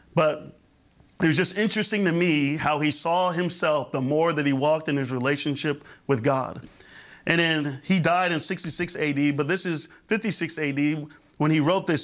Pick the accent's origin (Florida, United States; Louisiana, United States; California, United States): Florida, United States; I grew up in the Florida area